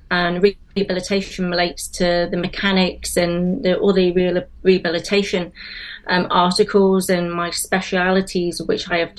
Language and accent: English; South West England, United Kingdom; accent: Wenglish; also born or lived in Liverpool; now in Cardiff, United Kingdom; I've lived in Wales probably longer than I've lived in England, but I'm originally from Liverpool. I grew up near Bristol, and I went to university at Cardiff